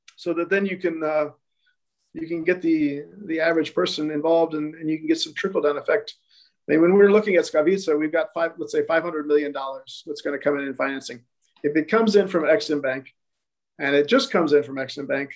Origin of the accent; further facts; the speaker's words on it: United States; moved away as an adult; also born or lived in Montenegro; now in Albania; I'm American and uh, I intend to stay American